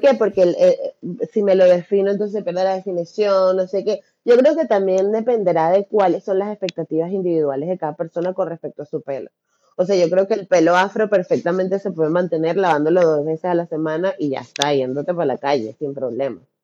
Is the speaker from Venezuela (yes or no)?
yes; Venezuela; moved away as an adult; now in Barcelona, Spain; yo soy venezolana